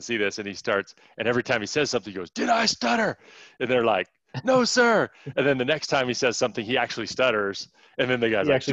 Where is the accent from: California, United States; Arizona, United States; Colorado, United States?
Arizona, United States; I'm from Arizona